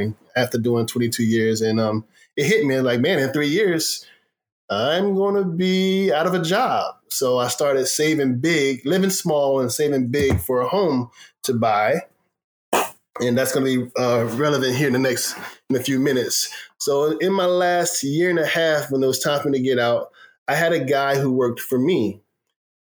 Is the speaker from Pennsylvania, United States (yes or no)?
no; Jacksonville, Florida, United States; also born or lived in San Diego, California; now in Texas, United States; I'm a Florida boy. Born and raised in Jacksonville, Florida.